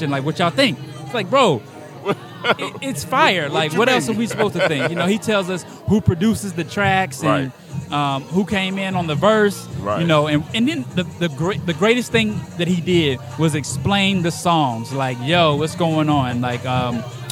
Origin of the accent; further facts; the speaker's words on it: the South, United States; I'm from the South